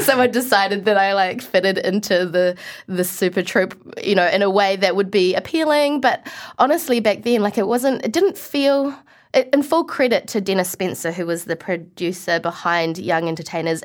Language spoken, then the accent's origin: English; New Zealand; accent: New Zealand; also born or lived in Malaysia; I was able to retain my New Zealand accent